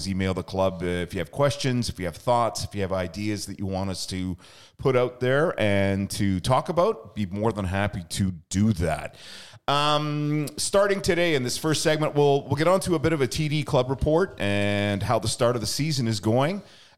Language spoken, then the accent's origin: English; British Columbia, Canada; I remember that when I was younger, growing up in the Lower Mainland, it was definitely ride your bike to the park to play